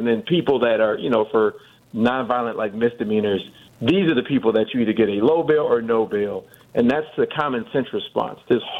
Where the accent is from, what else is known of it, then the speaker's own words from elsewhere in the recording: Milwaukee, Wisconsin, United States; I'm from Milwaukee